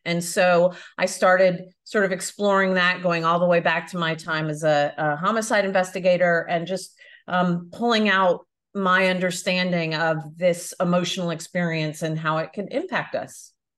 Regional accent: United States; moved away as an adult; also born or lived in Florida / Belfast; now in Europe; I am American, but I live in Europe now

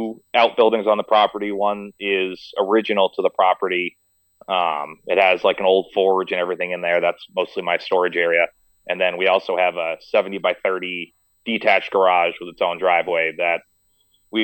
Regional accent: Meredith, New Hampshire, United States; also born or lived in Rhode Island; I was raised in Meredith, New Hampshire

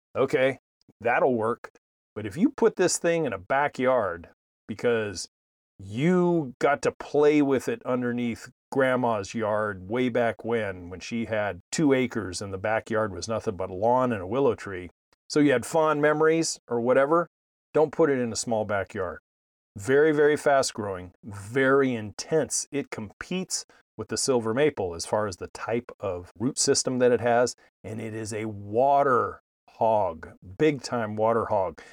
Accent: East Bay, San Francisco Bay Area, California, United States; the ones I grew up with in the East Bay, the San Francisco Bay Area

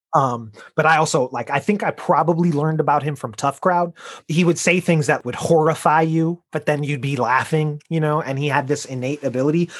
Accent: Chicago, Illinois, United States; I'm from Chicago

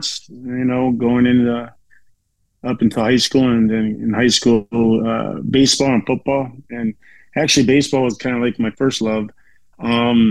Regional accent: Chicago, Illinois, United States; I grew up in South Suburb of Chicago

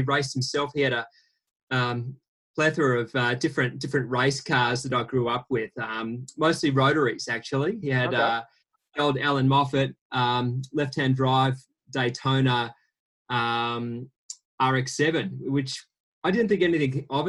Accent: Perth, Western Australia, Australia; Yeah, I grew up in Perth.

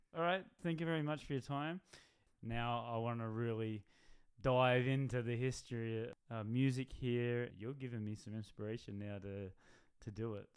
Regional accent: Newcastle, New South Wales, Australia; I'm from Newcastle

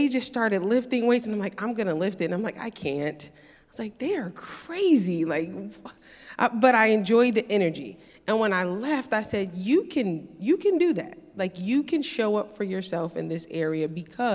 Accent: New England, United States; now in Tampa, United States; I'm coming to you from Tampa, Florida, although I am originally from New England.

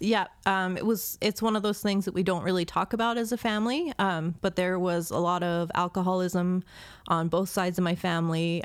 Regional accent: Baltimore, Maryland, United States; I grew up in Baltimore, Maryland.

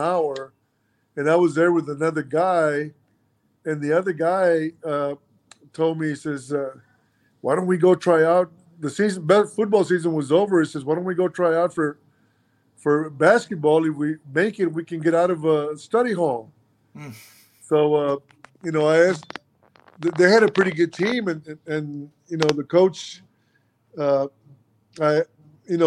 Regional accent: Mission, Texas, United States; first language Spanish; English is a second language; also born or lived in Milwaukee, Wisconsin; I grew up in Mission, Texas. Mission is in South Texas, 5 miles from the Mexican border

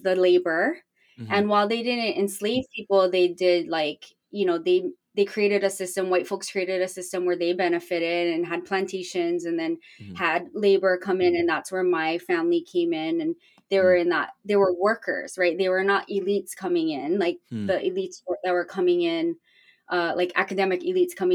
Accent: Hawaii, United States; moved away; growing up in Hawaii in a predominantly like indigenous culture

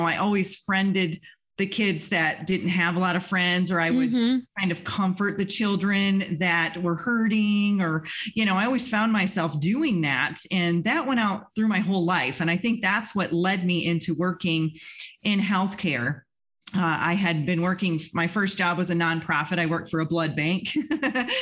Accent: Western New York, United States; I grew up in Western New York in a very small town out in the country

